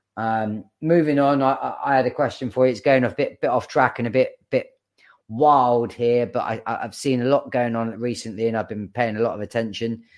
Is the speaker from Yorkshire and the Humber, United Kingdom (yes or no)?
no; Bournemouth, South West England, United Kingdom; I, as much as I grew up in Bournemouth, um, I didn't, I wasn't born there. I just lived there the majority of my, my childhood